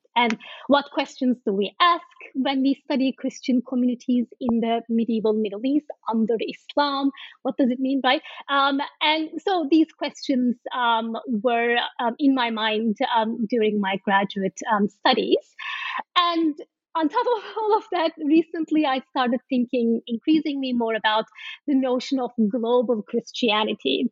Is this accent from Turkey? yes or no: yes; Turkey; I am from Turkey